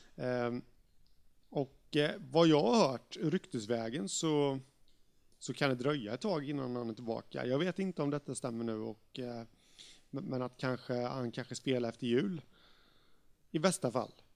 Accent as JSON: {"language": "Swedish", "town": "Jönköping", "region": "Jönköping County", "country": "Sweden", "tie": "born or raised there", "said": "HV71 i min hemstad"}